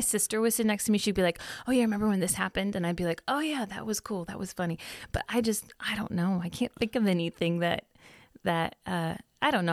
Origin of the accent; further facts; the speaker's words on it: Sunnyvale, California, United States; moved away; also born or lived in Arizona; I, um, grew up in Cupertino in Sunnyvale.